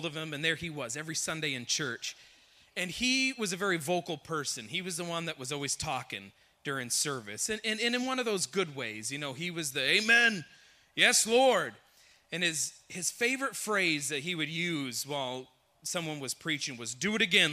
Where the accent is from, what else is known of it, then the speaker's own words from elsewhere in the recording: Canada; moved away; I am originally from Canada